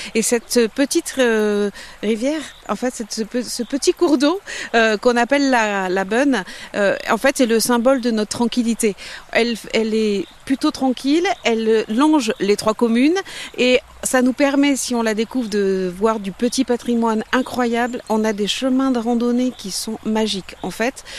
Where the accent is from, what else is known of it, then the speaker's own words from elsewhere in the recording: Beune valley, Nouvelle-Aquitaine, France; moi je suis native de la Bonne